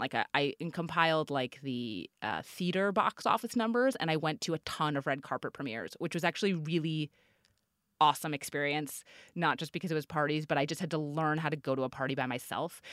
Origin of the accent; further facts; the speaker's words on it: New York, United States; I'm from New York. I went back to New York